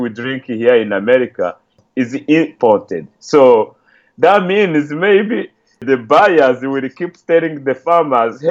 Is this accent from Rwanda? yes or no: yes; Rwanda; English is a second language; moved away; I'm from Rwanda, so I contacted a few friends back there.